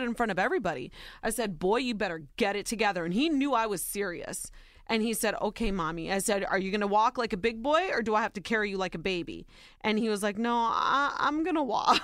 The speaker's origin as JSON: {"language": "English", "region": "Ohio", "country": "United States", "tie": "born or raised there", "said": "Soy Nicaraguense, but I was born and raised in Ohio."}